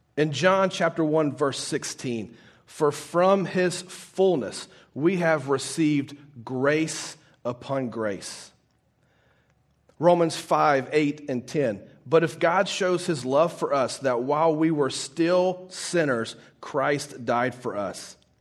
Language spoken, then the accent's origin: English; Baton Rouge, Louisiana, United States; moved away; I'm originally from Baton Rouge, Louisiana